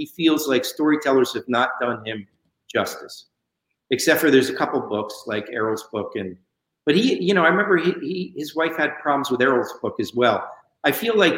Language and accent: English; Westchester, New York, United States; I'm from Westchester, so it's not far.